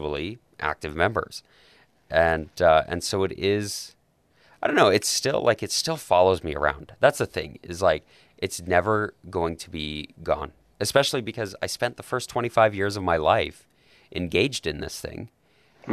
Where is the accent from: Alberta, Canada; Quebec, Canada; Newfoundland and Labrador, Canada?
Alberta, Canada; Calgary; also born or lived in Rexburg, Idaho; I grew up in Calgary. I've lived here my whole life. Minus, going to Rexburg